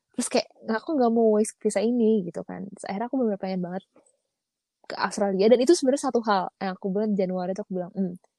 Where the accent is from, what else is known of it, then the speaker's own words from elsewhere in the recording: Indonesia; kita orang Indonesia yang pernah keluar